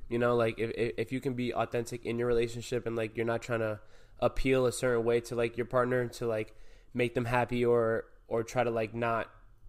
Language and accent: English; New York, United States; I love the fact that I'm from New York, you know, and like people can kind of pick up on that vibe like when I really talk how I talk, you know.